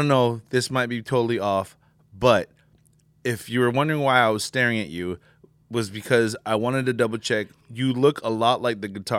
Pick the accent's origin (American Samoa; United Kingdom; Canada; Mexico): American Samoa; also born or lived in Samoa; Originally, I'm from Samoa, American Samoa.